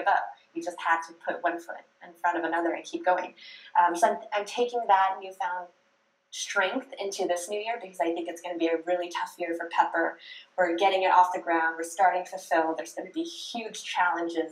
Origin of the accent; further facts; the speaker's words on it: California, United States; I grew up in California, so I was blessed with some of the best Chinese food and Asian food in the whole country